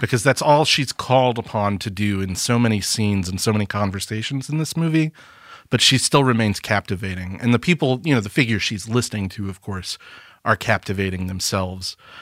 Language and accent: English; Alabama, United States; we're from Alabama